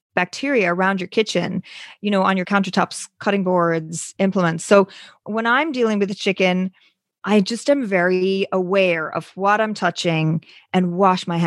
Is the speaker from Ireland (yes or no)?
yes; Ireland; moved away; I'm originally from Ireland. You can sometimes hear the accent